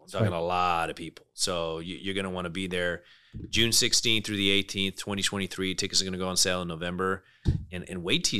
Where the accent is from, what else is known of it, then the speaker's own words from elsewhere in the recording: United Kingdom; accent: British; Yeah, a lot of people don't know I'm British. I got the British accent